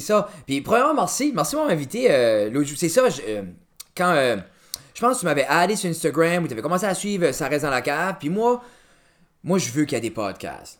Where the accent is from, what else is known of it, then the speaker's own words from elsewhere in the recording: Pointe-Verte, New Brunswick, Canada; je viens de Original Pointe Verte, new brunswick